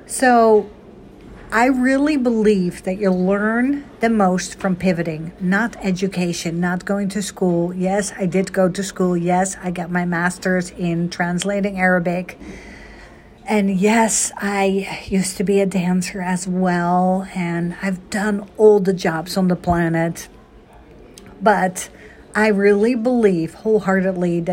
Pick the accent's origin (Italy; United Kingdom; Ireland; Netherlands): Netherlands; now in United States; I was born and raised in Holland